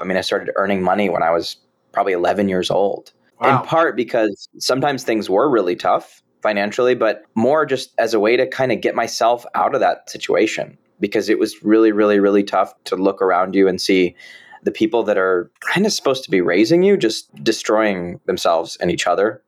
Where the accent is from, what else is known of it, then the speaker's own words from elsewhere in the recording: San Jose, California, United States; I was born and raised in San Jose, California